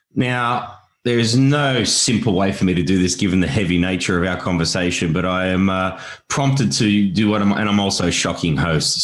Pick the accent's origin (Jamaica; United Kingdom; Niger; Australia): Australia; as an Australian